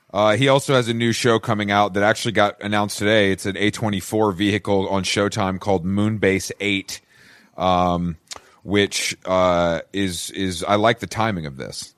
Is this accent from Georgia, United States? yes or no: yes; Atlanta, Georgia, United States; I'm from Atlanta